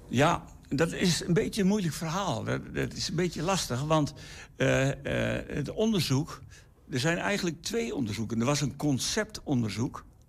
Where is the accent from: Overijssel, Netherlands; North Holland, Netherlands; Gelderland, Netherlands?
Overijssel, Netherlands; Enschede; ik was dus als kind hier in de Enschede. Ik ben geboren in Enschede